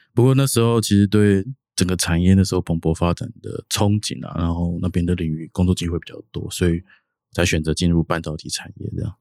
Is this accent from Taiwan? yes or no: yes; Hsinchu, Taiwan; 我家乡在新竹啦